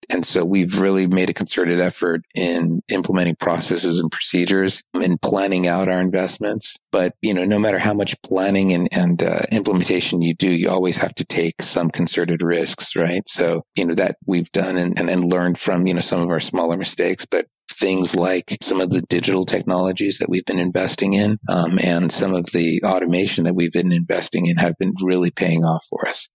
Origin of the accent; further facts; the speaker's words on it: Southern California, United States; also born or lived in East Coast, United States / Japan; I was born on the East Coast, but I grew up in Southern California